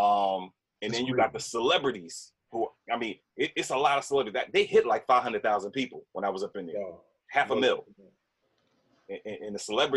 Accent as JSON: {"language": "English", "town": "Yonkers", "region": "New York", "country": "United States", "tie": "born or raised there", "said": "There wasn't nothing about growing up in Yonkers that was pretty."}